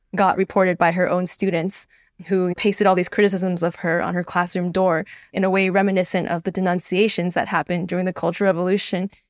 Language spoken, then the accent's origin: English; United States; as an American who used to work for an American outlet